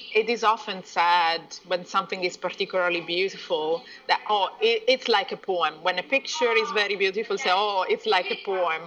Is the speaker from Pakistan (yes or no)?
no; Italy; moved away; also born or lived in Iran; I was born in Italy from a mixed family. My father is from uh, Persia and my mom is uh, Italian. I've spent 20 years abroad